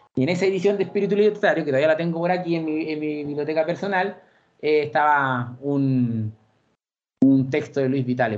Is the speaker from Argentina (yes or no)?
no; Santiago, Santiago Metropolitan Region, Chile; also born or lived in Puente Alto / La Florida; soy santiaguino, provengo de una familia eh, de extracción bien popular. Eh, nací en la comuna de La Granja el año 88